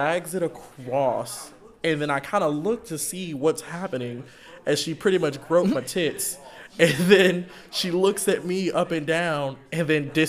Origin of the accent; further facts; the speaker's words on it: Texas, United States; where you from? And I'd be like, I'm from Texas.